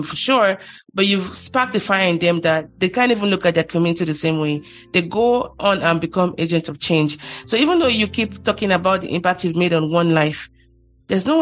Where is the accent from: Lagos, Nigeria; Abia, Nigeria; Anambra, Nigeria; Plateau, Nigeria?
Lagos, Nigeria; Ikorodu; I'm from Ikorodu